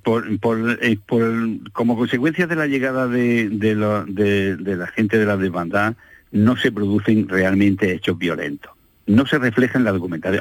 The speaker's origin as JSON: {"language": "Spanish", "town": "Almería", "region": "Andalusia", "country": "Spain", "tie": "born or raised there", "said": "por lo menos en mi infancia, en Almería"}